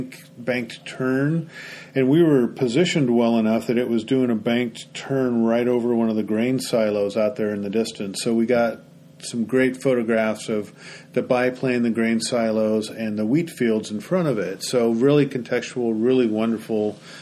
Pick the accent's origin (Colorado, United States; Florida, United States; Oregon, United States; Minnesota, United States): Oregon, United States; I'm from Oregon.